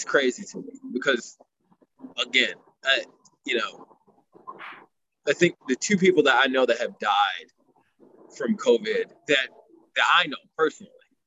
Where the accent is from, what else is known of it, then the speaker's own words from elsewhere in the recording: United States; As an American